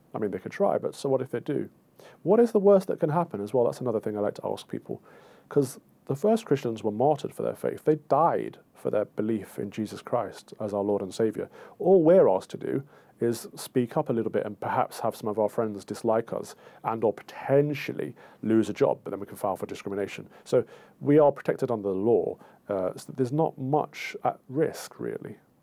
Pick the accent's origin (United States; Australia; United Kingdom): United Kingdom; as Brits